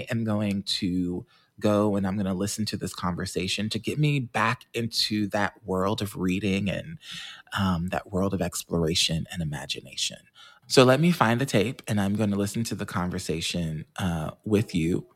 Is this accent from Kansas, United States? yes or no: yes; Kansas, United States; We had that in Kansas